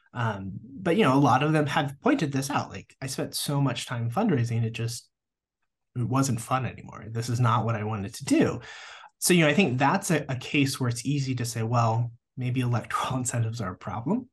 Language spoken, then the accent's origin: English; Nebraska, United States; moved away as an adult; also born or lived in Des Moines, Iowa / Missouri / Georgia / Durham, North Carolina; now in Lubbock, United States; I grew up in Nebraska.